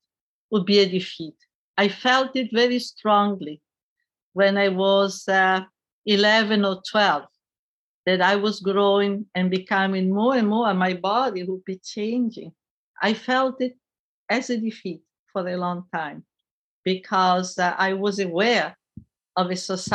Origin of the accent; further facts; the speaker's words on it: Italy; I grew up in Italy in the post-war period.